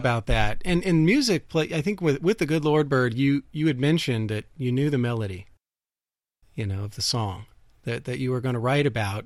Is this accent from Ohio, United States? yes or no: yes; Dayton, Ohio, United States; I'm from Ohio. I grew up in Dayton, Ohio